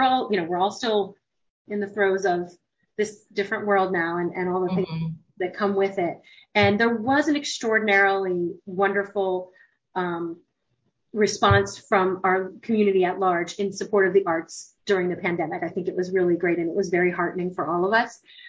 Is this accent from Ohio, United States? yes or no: no; Pittsburgh, Pennsylvania, United States; now in Delaware, United States; And I don't think I came from Pennsylvania, from Pittsburgh.